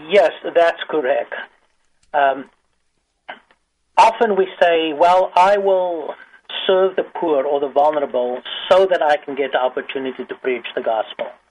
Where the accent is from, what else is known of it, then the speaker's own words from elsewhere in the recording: South Africa; now in United States; I grew up in South Africa. I'm African by birth, American by circumstances